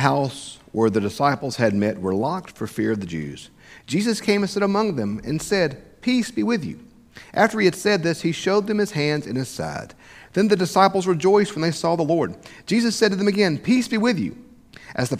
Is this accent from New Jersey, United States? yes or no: no; South Mississippi, United States; I grew up in South Mississippi.